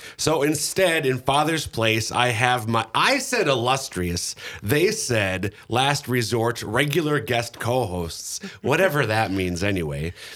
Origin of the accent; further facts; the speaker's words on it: Minnesota, United States; Minnesota, my home state